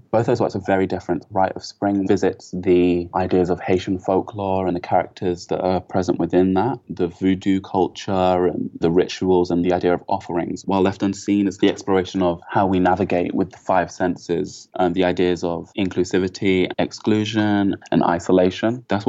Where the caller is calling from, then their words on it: Leeds, Yorkshire and the Humber, United Kingdom; I'm calling from Leeds.